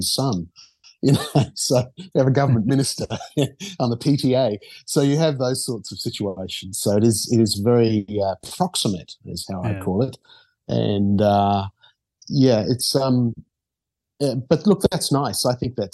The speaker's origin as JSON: {"language": "English", "region": "Auckland", "country": "New Zealand", "tie": "born or raised there", "also_born_or_lived": "Australia / Papua New Guinea / Rarotonga", "moved": "as an adult", "said": "I grew up in Auckland"}